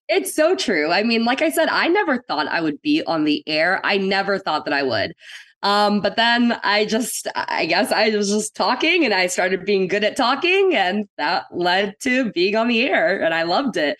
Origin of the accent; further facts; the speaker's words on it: Austin, Texas, United States; also born or lived in San Antonio, Texas / India; I grew up in Austin, um, oh. basically since I was three, and I was here until middle school ish